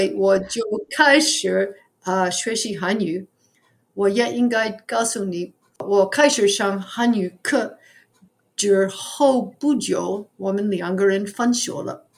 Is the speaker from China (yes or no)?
no; New York City, New York, United States; Chinese is a second language; now in New Jersey, United States; 我在纽约市出生的，可是现在我居在纽泽西，呃，离纽约市不远